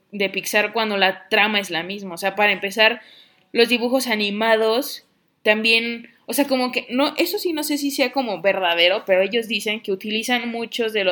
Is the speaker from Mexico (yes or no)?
yes; Mexico; pero también de cómo como nosotros mexicanos culturalmente vimos, vemos la muerte